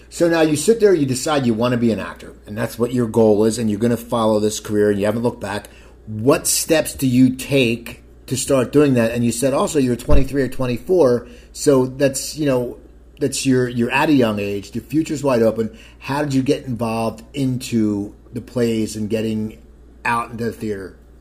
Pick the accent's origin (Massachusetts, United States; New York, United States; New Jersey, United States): New Jersey, United States; Cherry Hill; now in Los Angeles, United States; my hometown, Cherry Hill, New Jersey